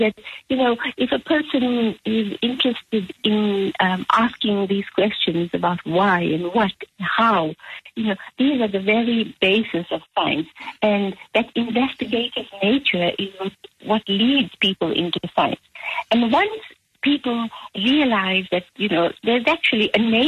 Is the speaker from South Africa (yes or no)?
yes; South Africa; I grew up in South Africa